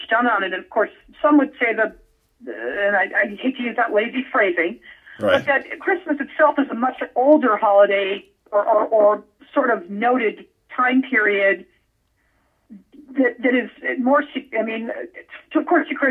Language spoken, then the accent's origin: English; Las Vegas, Nevada, United States; I grew up in Vegas.